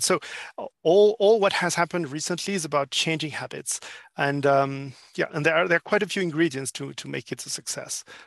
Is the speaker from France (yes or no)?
yes; France; English is a second language; moved away as an adult; now in Asia-Pacific; I'm actually a French living in APAC for four years now.